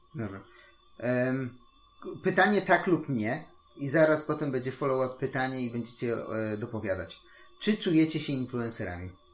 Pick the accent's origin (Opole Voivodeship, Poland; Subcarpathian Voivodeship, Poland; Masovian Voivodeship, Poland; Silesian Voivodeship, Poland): Masovian Voivodeship, Poland; Warsaw; Jestem w Warszawie, jakim chyba z czwartego czy z piątego pokolenia